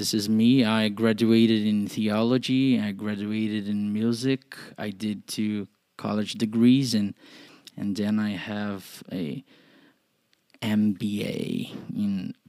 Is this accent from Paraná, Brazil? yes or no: yes; Curitiba, Paraná, Brazil; I'm 27 and I'm Brazilian. I'm from Curitiba, Paraná here.